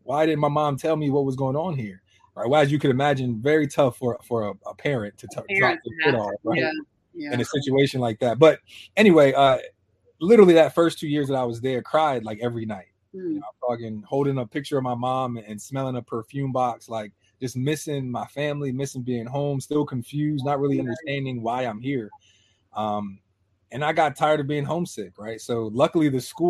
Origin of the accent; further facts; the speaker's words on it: Harrisburg, Pennsylvania, United States; also born or lived in Hershey, Pennsylvania; I'm from Harrisburg, Pennsylvania. That's where I was born. Not raised, though